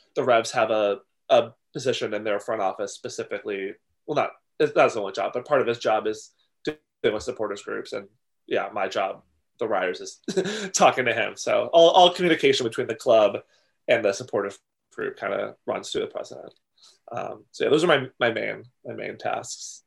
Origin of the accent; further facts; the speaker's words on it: outside Boston, Massachusetts, United States; just outside of Boston, about um, twenty miles southwest of the the city